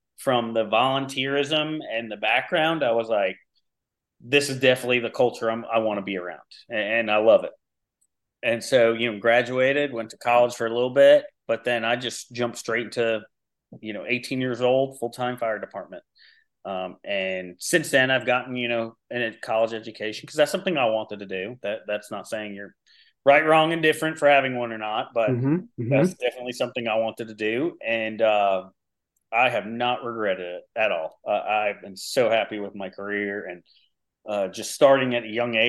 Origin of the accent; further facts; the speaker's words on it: Levittown, New York, United States; now in Lexington County, South Carolina, United States; I'm originally actually from Long Island, New York, Levittown.